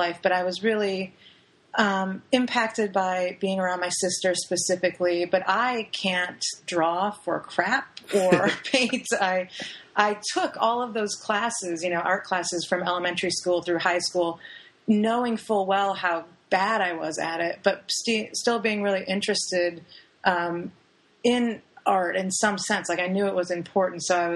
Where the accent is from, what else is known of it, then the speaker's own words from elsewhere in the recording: Lower Peninsula of Michigan, United States; also born or lived in Sault Ste. Marie, Michigan; now in Florida, United States; I'm from the Upper Peninsula of Michigan, actually, which is, I'm from Sault Ste. Marie. So I was born there, lived there for a short time, and then my family moved to the Lower Peninsula.